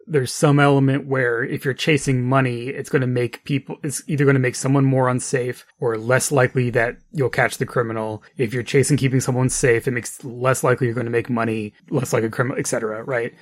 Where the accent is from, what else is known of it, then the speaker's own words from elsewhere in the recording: New Mexico, United States; when I first started driving in New Mexico, you know, as a teenager